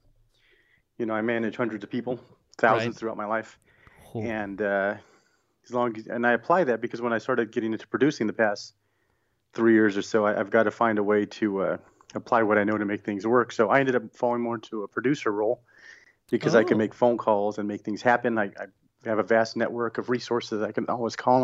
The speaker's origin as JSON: {"language": "English", "region": "Southern California", "country": "United States", "moved": "yes", "lives_now": "New Orleans area, United States", "said": "I'm actually from Southern California. I've been here for about 20 years"}